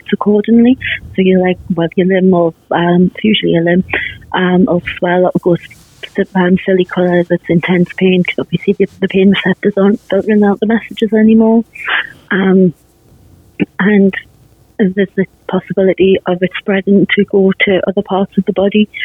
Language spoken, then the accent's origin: English; England, United Kingdom; I'm from England